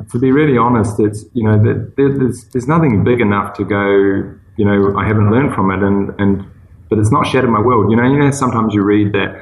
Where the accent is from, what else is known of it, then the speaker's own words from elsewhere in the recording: New Zealand; moved away; also born or lived in Singapore; I'm a New Zealander